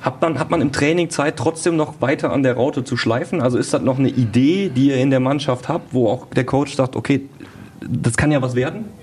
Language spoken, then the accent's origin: German; Duisburg, North Rhine-Westphalia, Germany; kleinen Duisburger Jung